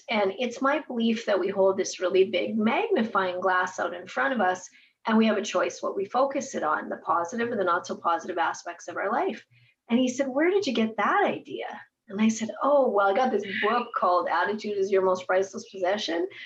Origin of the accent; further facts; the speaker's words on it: Edmonton, Alberta, Canada; moved away as an adult; also born or lived in Biggar, Saskatchewan / Winnipeg, Manitoba; now in Regina, Canada; I was raised in Edmonton, my dad moved me from Bigger to Edmonton.